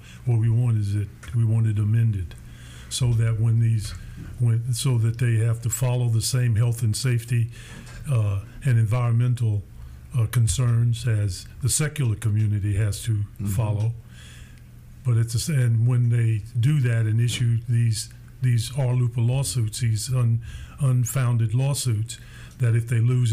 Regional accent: the South, United States; moved away; I'm in the South

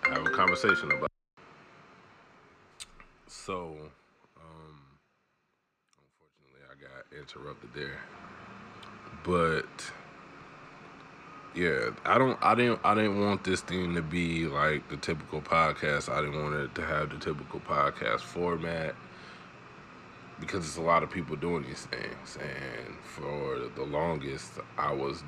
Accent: Chicago, Illinois, United States; also born or lived in Kalamazoo, Michigan / Mississippi; I was born in Chicago and raised between both Kalamazoo and Chicago all of my life. You know, and you sprinkle in a little bit of Mississippi in there

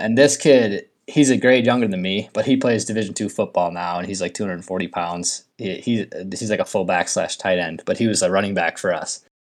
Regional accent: Minnesota, United States; I'm from Minnesota, I'm a Twins fan

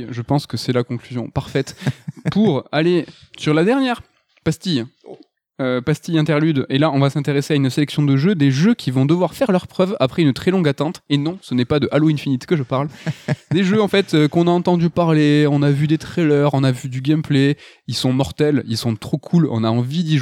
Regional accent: France; enfin nous en tant que Français on adore le Arkane Lyon

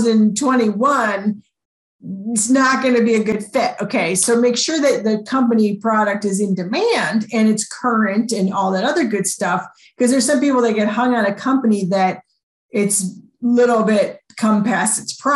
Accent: Chicago, Illinois, United States; I grew up in Chicago

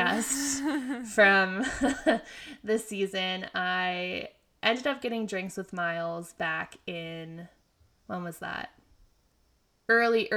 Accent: York, Pennsylvania, United States; moved away as an adult; now in New York, United States; that's my hometown hospital

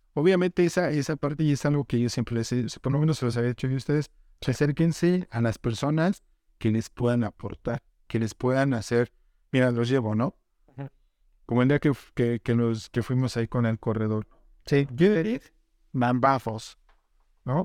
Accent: central Mexico, Mexico; also born or lived in Sonora; Somos mexicanos

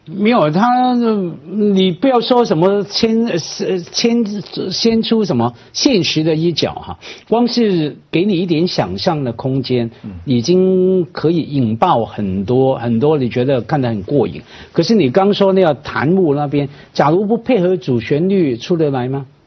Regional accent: Hong Kong; 我们作为香港人

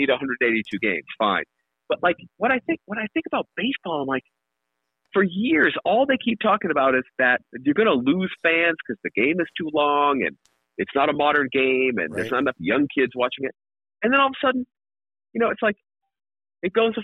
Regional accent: New England, United States; growing up in New England, it was Red Sox games.

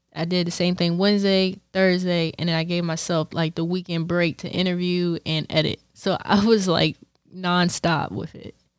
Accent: Bowie, Maryland, United States; I'm from Bowie, Maryland

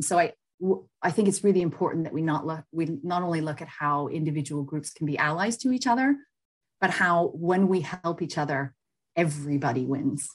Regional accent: United States; moved away as an adult; now in United Kingdom; being American, working abroad

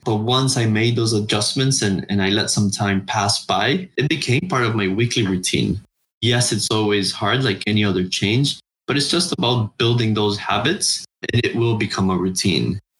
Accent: Honduras; I was born and raised in Honduras, Central America

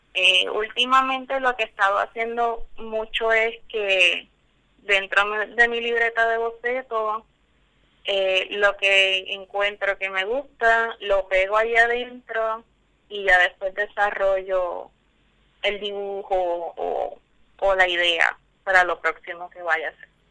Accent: Guayanilla, Puerto Rico; moved away as an adult; now in Texas, United States; de mi pueblo de Guayanilla

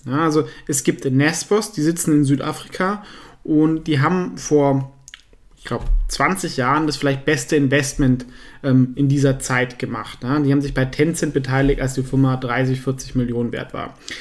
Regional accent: Southern Germany, Germany; ich komme ja aus Süddeutschland

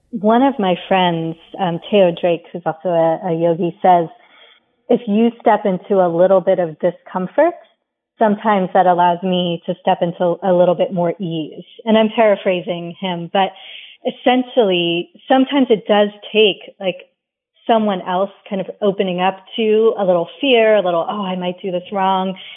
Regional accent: England, United Kingdom; I was born in India. I mean, sorry, {S0} in England. {S1} Um, and then while we were growing up, you know, my brother and I in our early years in England

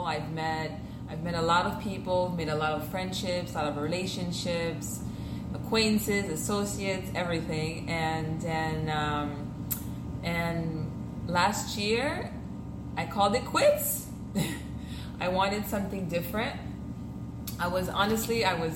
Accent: Miami, Florida, United States; first language French; English is a second language; also born or lived in Haiti; I pretty much grew up here in Miami, Kendall to be exact.

